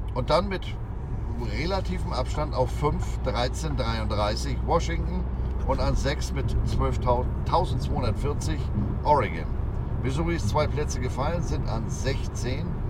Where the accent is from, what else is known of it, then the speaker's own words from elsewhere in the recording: Hamburg, Germany; Ich sag Hamburg, Deutschland